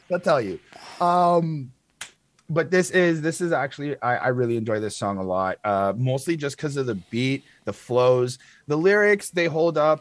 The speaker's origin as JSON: {"language": "English", "country": "Canada", "said": "me being Canadian"}